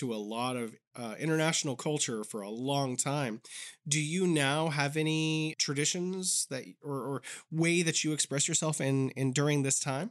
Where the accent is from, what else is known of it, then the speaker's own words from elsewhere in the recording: United States; now in China; being an American living in China